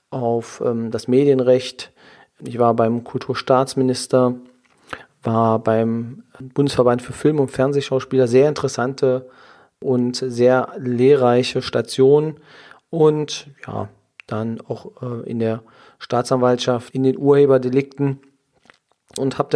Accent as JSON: {"language": "German", "region": "Saxony-Anhalt", "country": "Germany", "tie": "born or raised there", "said": "Ich komme aus der Nähe von Magdeburg. Im schönen Sachsen-Anhalt bin ich geboren. Dort auch zur Schule gegangen"}